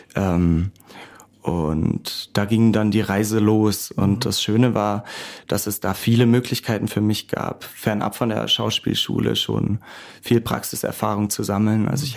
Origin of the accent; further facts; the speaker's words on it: Karlsruhe, Baden-Württemberg, Germany; waren jetzt auch in meiner Heimatstadt unterwegs, in Karlsruhe